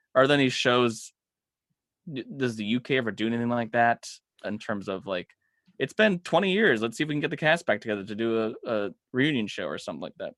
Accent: Los Angeles County, California, United States; this small little town, uh, in L A County

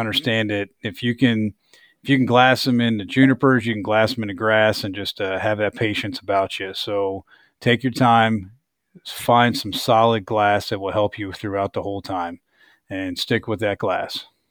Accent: East Coast, United States; now in Kansas, United States; I grew up on the East Coast, end up settling here, you know, in Kansas

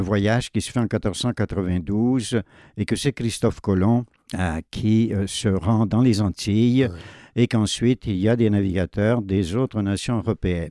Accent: Sorel-Tracy, Quebec, Canada; je suis né à Sorel, devenu Sorel-Tracy

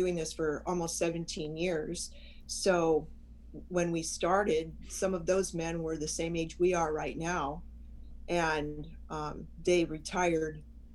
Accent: San Diego, California, United States; I was born in San Diego

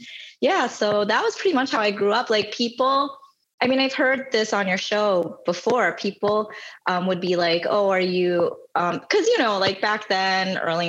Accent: South Carolina, United States; moved away as an adult; also born or lived in Seoul, South Korea / New Jersey; now in Jersey City, United States; I spent a little bit of time in New Jersey. And then my family relocated for my dad's work to South Carolina. And that's pretty much where I grew up until I went to college.

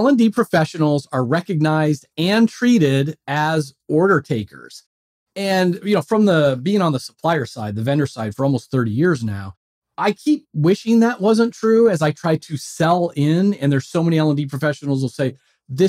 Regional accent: just outside Philadelphia, Pennsylvania, United States; I'm from just outside Philadelphia

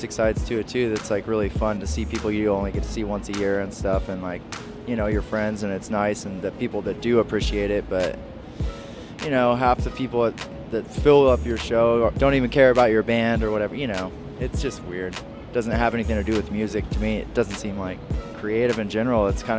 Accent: Sacramento, California, United States; I'm in a band called … I'm from Sacramento, California.

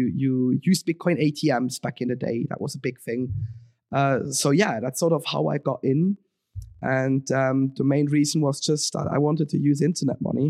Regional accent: Switzerland; moved away as an adult; now in London, United Kingdom; I was born and raised in Switzerland

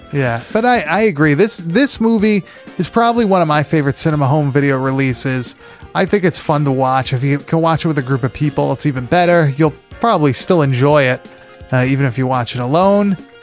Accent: Long Island, New York, United States; moved away; Back up north, um, when I was growing up on Long Island

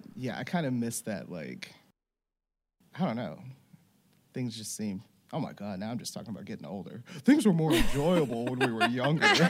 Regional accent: Louisiana, United States; moved away; I grew up in Louisiana

